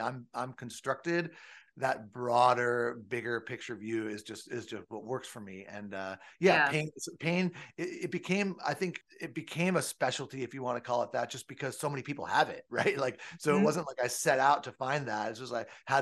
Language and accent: English; Southern California, United States; I grew up in Southern California.